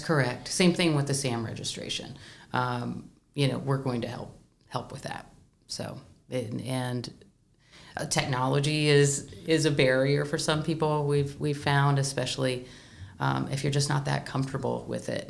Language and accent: English; Du Quoin, Illinois, United States; I'm from DuQuoin, but I'm a Southern Illinoisan. I am from Southern Illinois